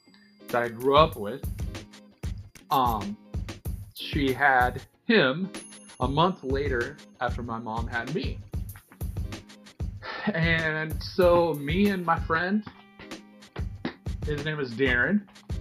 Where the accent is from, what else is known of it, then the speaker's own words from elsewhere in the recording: Seattle, Washington, United States; Born and raised in the Seattle, Washington area